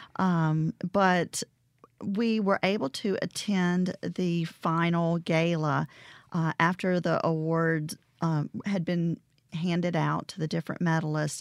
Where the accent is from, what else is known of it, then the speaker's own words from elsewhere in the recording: Vicksburg, Mississippi, United States; also born or lived in Greenville, Mississippi / Tallulah, Louisiana; All my friends were in Vicksburg, so I say I'm from Vicksburg, Mississippi